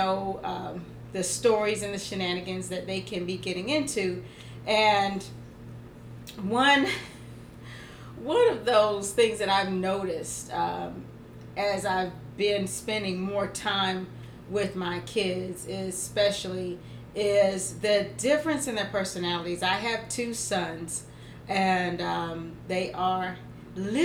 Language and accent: English; Georgia, United States; I'm from Georgia